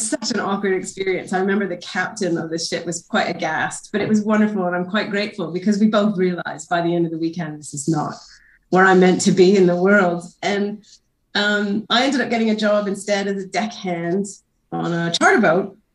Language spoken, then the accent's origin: English; Northern Ontario, Canada; moved away as an adult; also born or lived in Vancouver Island; now in Tasmania, Australia; I'm a Canadian birder, originally from Northern Ontario